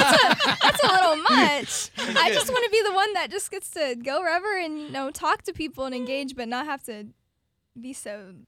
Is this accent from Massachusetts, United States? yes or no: no; Apopka, Florida, United States; my true hometown. So many people move here from out of state into Florida, but I can truly say I have been born and raised a Apopka.